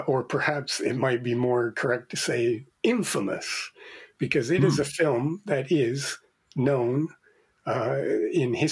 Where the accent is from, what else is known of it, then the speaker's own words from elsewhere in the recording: Canada; moved away; being Canadian myself originally